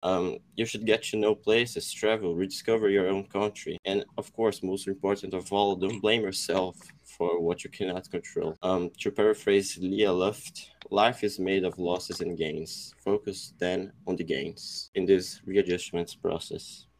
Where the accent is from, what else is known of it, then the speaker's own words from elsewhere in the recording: São José dos Campos, São Paulo, Brazil; I am from Brazil. I'm from São Paulo, São José dos Campos.